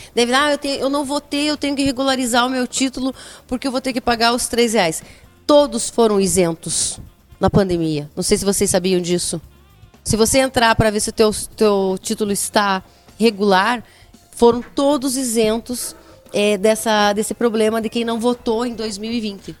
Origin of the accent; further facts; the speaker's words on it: Brazil; mulher, sou brasileira